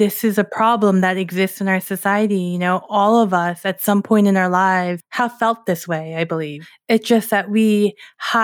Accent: New York, United States; I'm from New York

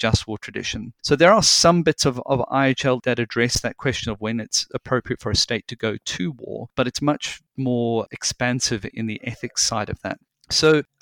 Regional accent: South Africa; moved away; I did a good deal of my growing up in South Africa, and back then it was during the apartheid regime

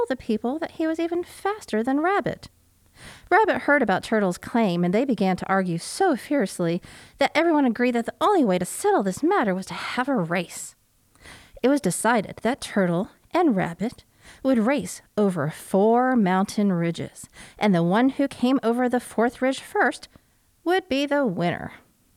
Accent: Oklahoma, United States; I grew up in Oklahoma

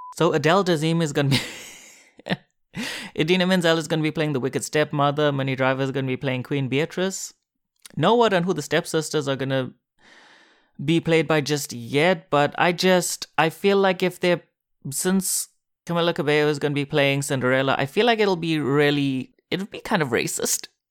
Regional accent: South Africa; moved away as an adult; now in Korea; South Africa, my home country

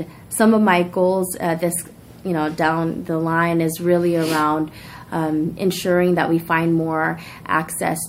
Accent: Daly City, California, United States; also born or lived in San Francisco; I grew up here in Daly City. My family moved to Daly City from San Francisco when I was the age of 8 years old

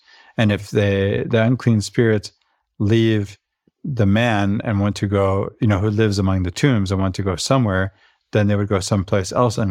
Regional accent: Venezuela; about the culture I grew up in Venezuela, where we say, un vaso de agua no se le niega a nadie.

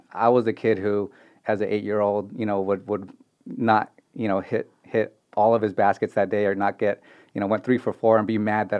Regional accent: Bay Area, California, United States; moved away; I am from the Bay Area

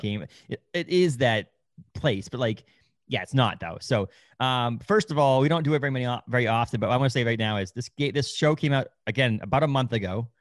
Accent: United States; I was born in the United States. I speak English

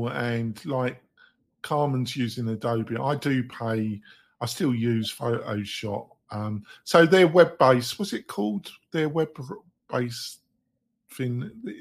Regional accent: England, United Kingdom; I'm English

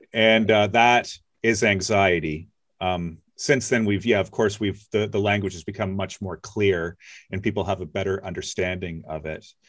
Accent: Nova Scotia, Canada; I grew up in Nova Scotia

